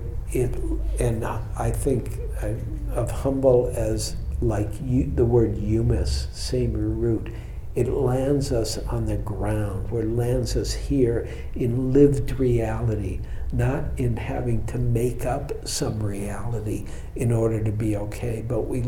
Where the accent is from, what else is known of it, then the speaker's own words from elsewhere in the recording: Detroit, Michigan, United States; now in San Francisco, United States; I'm from Detroit